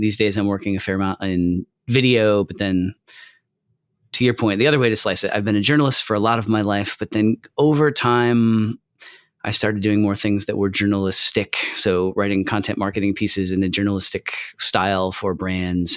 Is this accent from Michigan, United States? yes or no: yes; Michigan, United States; I'm from Michigan, too